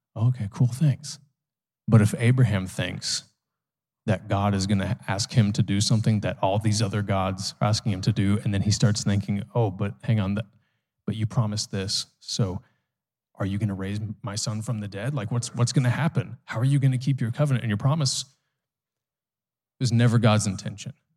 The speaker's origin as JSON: {"language": "English", "country": "United States", "said": "as an American"}